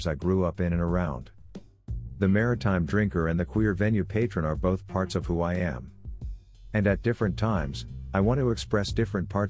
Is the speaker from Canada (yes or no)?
yes; Nova Scotia, Canada; now in Victoria, Canada; Growing up in Nova Scotia, pub culture was a big part of my life